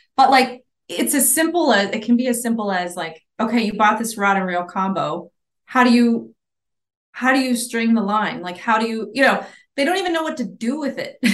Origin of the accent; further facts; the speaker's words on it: Islamorada, Florida, United States; also born or lived in Ohio; I grew up there. It's my, my hometown